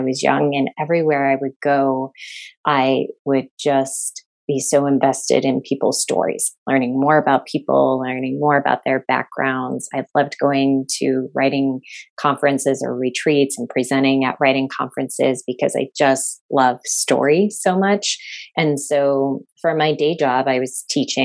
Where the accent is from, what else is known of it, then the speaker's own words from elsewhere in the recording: Chicago, Illinois, United States; moved away as an adult; also born or lived in Massachusetts; I grew up in Chicago, so in the city